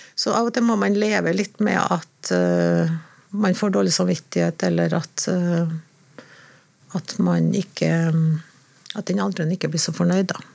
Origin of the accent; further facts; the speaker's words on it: Trondheim, Trøndelag, Norway; jeg er født i Trondheim, da. Ekte trondhjemmer.